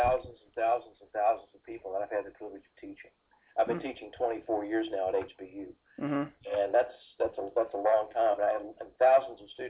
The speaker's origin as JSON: {"language": "English", "town": "Decatur", "region": "Georgia", "country": "United States", "tie": "born or raised there", "also_born_or_lived": "Fort Worth, Texas", "moved": "as an adult", "said": "I grew up in Georgia, outside of Atlanta, at a little place called Decatur"}